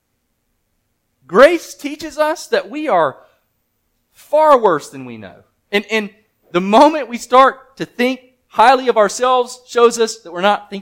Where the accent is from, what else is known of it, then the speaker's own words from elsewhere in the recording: Mississippi, United States; moved away; also born or lived in Virginia; I'm from Mississippi